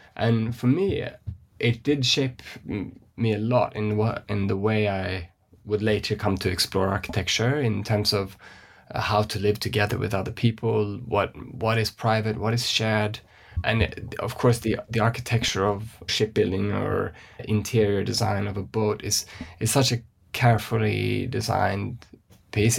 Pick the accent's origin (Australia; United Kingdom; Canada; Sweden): Sweden; West Coast of Sweden; moved away; if we start in Sweden, where I grew up, I'm from the West Coast.